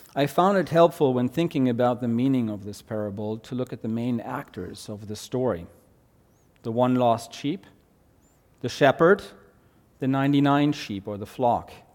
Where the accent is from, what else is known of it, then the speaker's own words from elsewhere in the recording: Germany; accent: German; English is a second language; moved away; my German accent